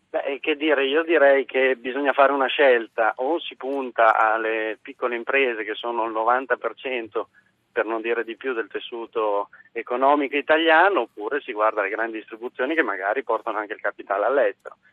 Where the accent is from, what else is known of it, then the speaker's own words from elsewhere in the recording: Modena, Emilia-Romagna, Italy; Io sono ad esempio di Modena, io sono emiliano